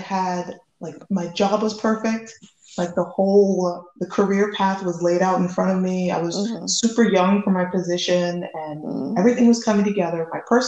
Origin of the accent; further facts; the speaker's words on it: the South, United States; first language English; moved away as an adult; also born or lived in Tallahassee, Florida; now in France; I'm a Southern girl at heart, even if I live in France.